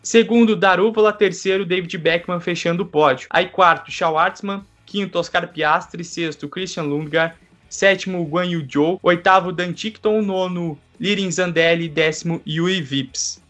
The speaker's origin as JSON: {"language": "Portuguese", "town": "Curitiba", "region": "Paraná", "country": "Brazil", "said": "aqui em Curitiba, inclusive é lugar que estou neste momento somos de Curitiba"}